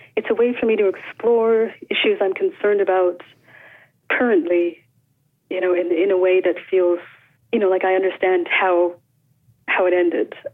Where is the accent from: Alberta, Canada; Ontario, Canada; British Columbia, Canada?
Alberta, Canada; Calgary; I grew up on the prairies. I'm from Calgary, Alberta. Mm-hmm. And I grew up there in the 80s.